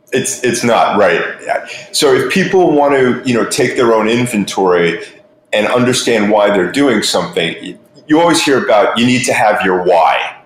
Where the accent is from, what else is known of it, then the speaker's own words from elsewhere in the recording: New York, United States; now in Florida, United States; I'm originally from New York, live in Florida most of the time.